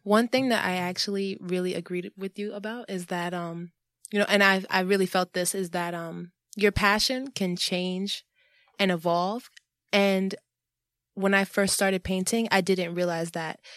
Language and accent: English; New York City, New York, United States; I'm from New York City, born and raised